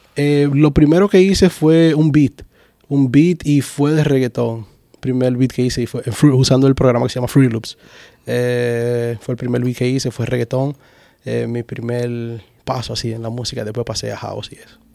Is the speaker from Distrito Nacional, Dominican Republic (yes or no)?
yes; Santo Domingo Este, Distrito Nacional, Dominican Republic; now in Orlando, United States; Yo soy de Los Minas, la zona oriental. Ya tú sabes, mi gente de Los Minas, los Tigres, allá